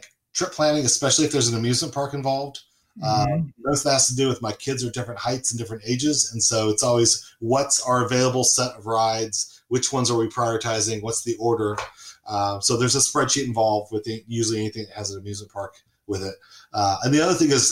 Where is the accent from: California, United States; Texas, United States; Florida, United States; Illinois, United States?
California, United States; Southern; moved away as an adult; also born or lived in Charlotte, North Carolina; I grew up in Southern California